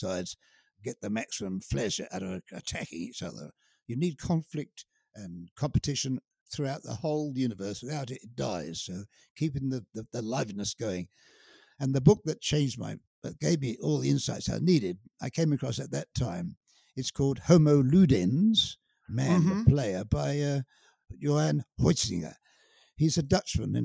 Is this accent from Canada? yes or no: no; United Kingdom; I am British, and I can't seem to help that. It's my inheritance.